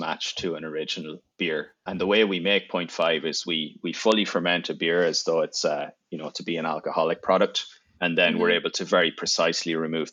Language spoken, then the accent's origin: English; Ireland; moved away as an adult; now in United States; I'm from Ireland. I grew up there.